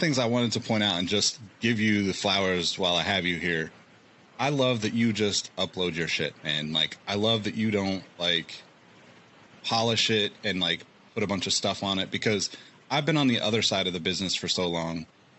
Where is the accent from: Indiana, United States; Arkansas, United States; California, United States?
California, United States; Sacramento; also born or lived in Oregon / Colorado; I'm from Sacramento originally and I've lived in California most of my life, but you know, my parents got divorced. We moved around a lot. So like I lived in Oregon and various cities. I lived in Colorado.